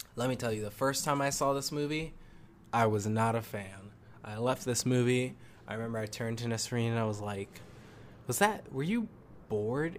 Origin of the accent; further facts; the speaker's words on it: New England, United States; I'm from New England